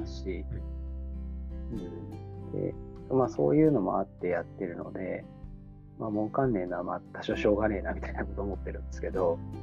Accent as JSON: {"language": "Japanese", "town": "Hamamatsu", "region": "Shizuoka", "country": "Japan", "tie": "born or raised there", "said": "自分はなんか西部、浜松市出身なので"}